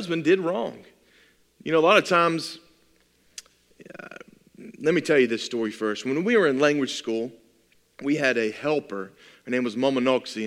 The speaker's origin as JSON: {"language": "English", "country": "United States", "said": "I'm an American"}